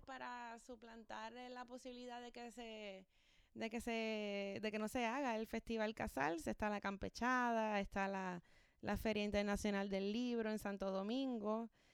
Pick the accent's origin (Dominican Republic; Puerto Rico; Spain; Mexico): Puerto Rico; Ponce; moved away; Yo soy de Ponce